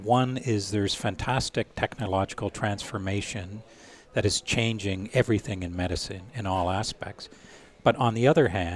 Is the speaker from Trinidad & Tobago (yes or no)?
no; Canada; we're from Canada